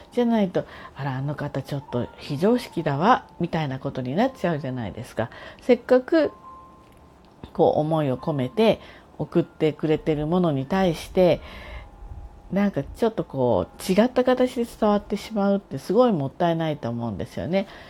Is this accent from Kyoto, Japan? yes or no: no; Tokyo, Japan; now in Kanagawa, Japan; 東京生まれで今神奈川にいるような人です